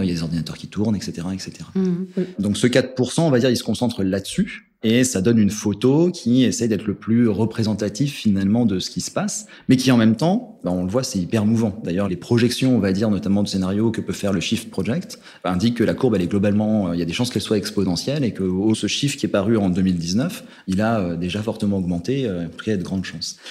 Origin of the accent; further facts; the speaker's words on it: Haute-Savoie, Auvergne-Rhône-Alpes, France; je viens des montagnes, hein, je viens de Haute-Savoie